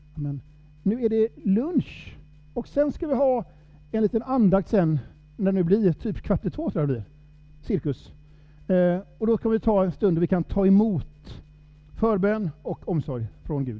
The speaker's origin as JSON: {"language": "Swedish", "area": "Sámi", "region": "Norrland", "country": "Sweden", "said": "Jag är ju same, som jag sa. Eh, stolt same."}